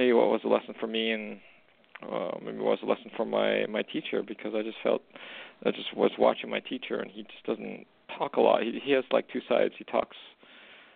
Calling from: Alberta, Canada; I'm actually calling from Western Canada

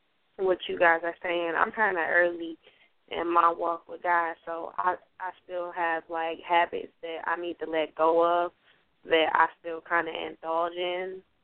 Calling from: Detroit, Michigan, United States; I'm calling from Detroit, Michigan.

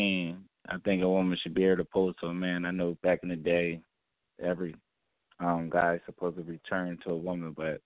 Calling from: Wilmington, Delaware, United States; from Wilmington, Delaware.

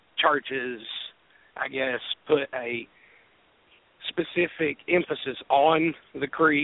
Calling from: Jefferson City, Tennessee, United States; City, Tennessee.

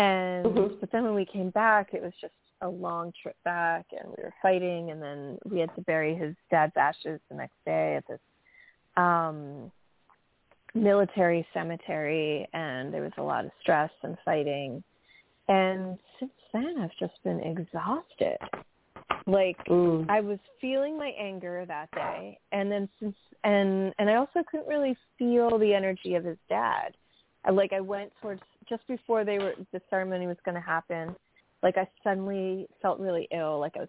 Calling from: New York, United States; from New York.

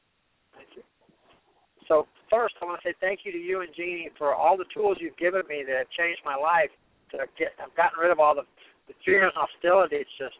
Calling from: Fort Lauderdale, Florida, United States; I'm calling from Fort Lauderdale, actually.

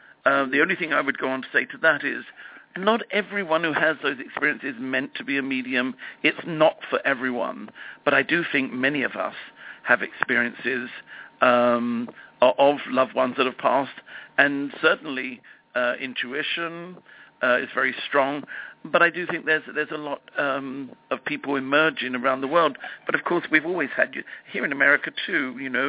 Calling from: Los Angeles, California, United States; I'm phoning you from Los Angeles.

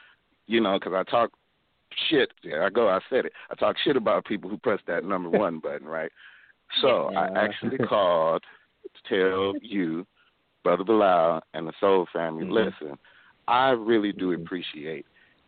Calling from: Detroit, Michigan, United States; Greetings to you and everybody. How y'all doing? I'm calling from Detroit, you know.

